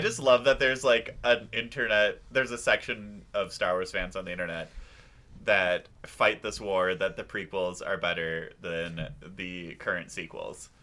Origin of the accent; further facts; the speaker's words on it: Wisconsin, United States; I am from Wisconsin